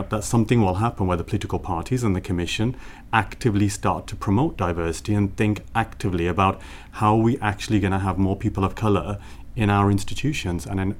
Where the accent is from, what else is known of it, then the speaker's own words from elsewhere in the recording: Birmingham, West Midlands, United Kingdom; moved away as an adult; now in Brussels, Belgium; growing up in Birmingham, in a very, very impoverished area of Birmingham called Sandwell and Dudley.